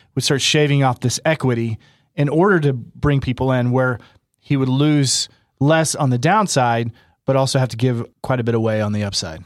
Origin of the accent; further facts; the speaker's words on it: Oklahoma, United States; I'm from Oklahoma. This is kind of a way of life for a lot of us here